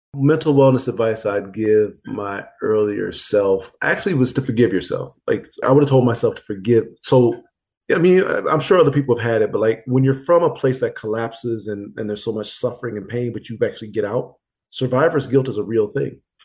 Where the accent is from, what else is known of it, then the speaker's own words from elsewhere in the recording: Pontiac, Michigan, United States; moved away; in pontiac the di- my hometown